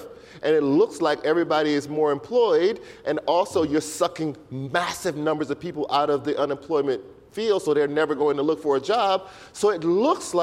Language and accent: English; Louisiana, United States; I'm from Louisiana